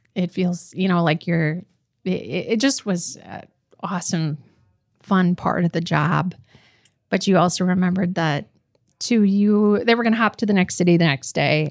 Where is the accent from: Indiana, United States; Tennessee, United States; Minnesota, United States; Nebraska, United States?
Minnesota, United States; Roseau; moved away; the little girl I am from Roseau